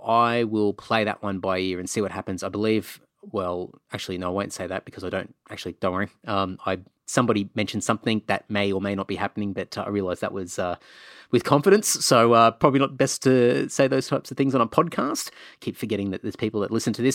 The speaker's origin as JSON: {"language": "English", "region": "Queensland", "country": "Australia", "tie": "born or raised there", "also_born_or_lived": "Cunnamulla / Emerald / Rockhampton / Brisbane", "said": "growing up in Queensland"}